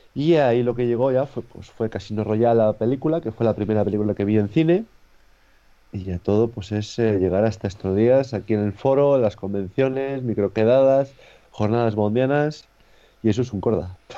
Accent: Torrelavega, Cantabria, Spain; la biblioteca de aquí de Torlavega, de, de mi ciudad

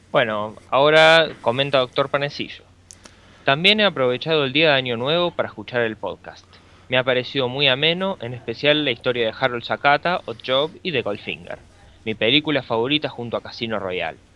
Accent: Argentina; nunca salí de Argentina

